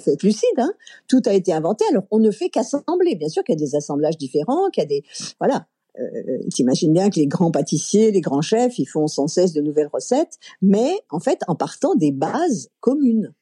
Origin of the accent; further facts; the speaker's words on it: Chambéry, Auvergne-Rhône-Alpes, France; also born or lived in Aix-les-Bains; je suis née à Aix-les-Bains, en Savoie, et j'ai grandi à Chambéry